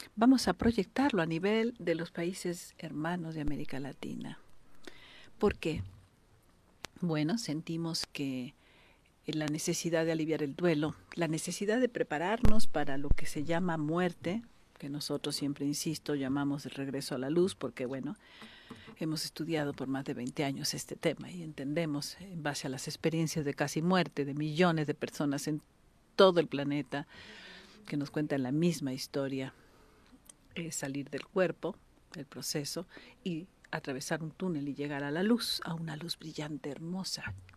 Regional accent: Mexico; yo nací en México, pero tres de mis hermanos son colombianos, cuatro somos mexicanos

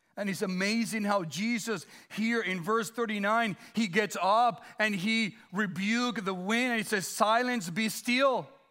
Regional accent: Dominican Republic; moved away; also born or lived in Guam; growing up in the Dominican Republic

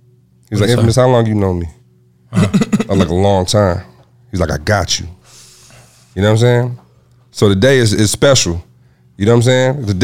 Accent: Lansing, Michigan, United States; I'm from Lansing, Michigan

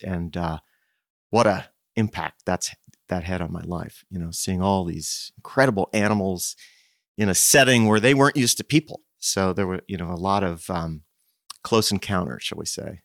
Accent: Princeton, New Jersey, United States; moved away as an adult; I grew up in Princeton

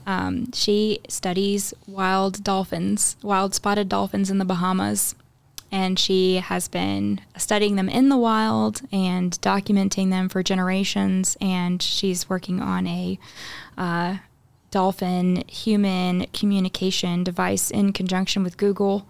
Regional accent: Houston, Texas, United States; moved away as an adult; now in Red Bank, United States; we grew up in the Houston area

